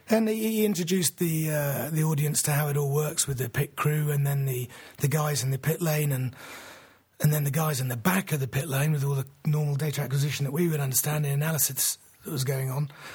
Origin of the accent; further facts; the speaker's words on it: England, United Kingdom; as an Englishman